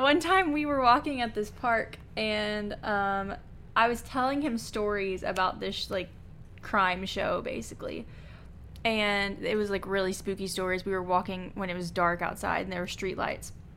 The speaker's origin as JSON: {"language": "English", "region": "Kentucky", "country": "United States", "said": "we're from Kentucky"}